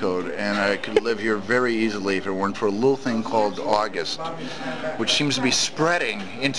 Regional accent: Milwaukee, Wisconsin, United States; moved away; I grew up in Milwaukee

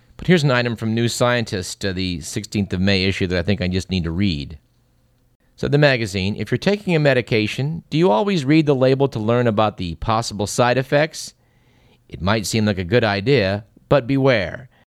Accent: Fremont, California, United States; my hometown of Fremont

